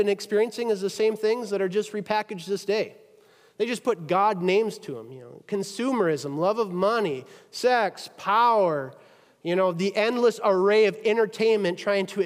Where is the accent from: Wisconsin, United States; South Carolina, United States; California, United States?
Wisconsin, United States; moved away; Wisconsin, right? That's my hometown